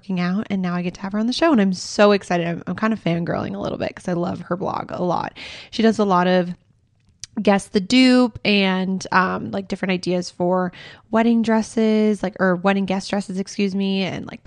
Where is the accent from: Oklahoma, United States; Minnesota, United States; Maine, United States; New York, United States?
Minnesota, United States; moved away; I'm from Minnesota